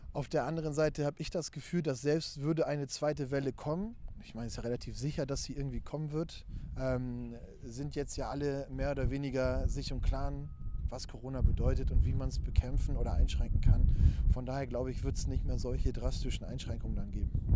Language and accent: German; near Frankfurt, Brandenburg, Germany; moved away as an adult; now in Hamburg, Germany; ich bin ja äh, in Ostdeutschland geboren und aufgewachsen, aus der Nähe von Frankfurt-Oder.